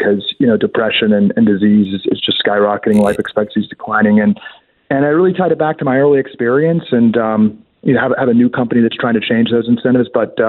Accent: Georgetown, District of Columbia, United States; Yeah, I was born and raised in the swamp. I was born and raised in Georgetown, very ideological, worked in politics early in my career.

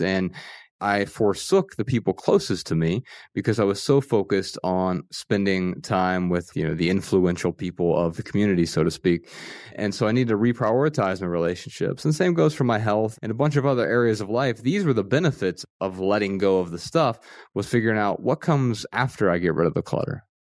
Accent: Dayton, Ohio, United States; I grew up in Dayton, Ohio, Ryan and I both grew up in the same town and, and we grew up pretty poor

